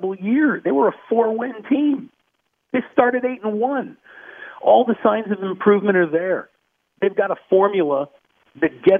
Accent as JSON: {"language": "English", "region": "upstate New York", "country": "United States", "tie": "born or raised there", "also_born_or_lived": "Chicago, Illinois", "moved": "yes", "lives_now": "Bay Area, California, United States", "said": "I was born in Chicago, raised in upstate New York."}